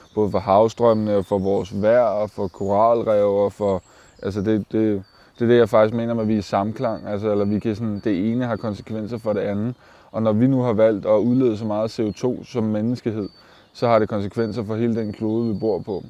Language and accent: Danish; Køge, Zealand, Denmark; jeg er fra Køge, og jeg bor i Køge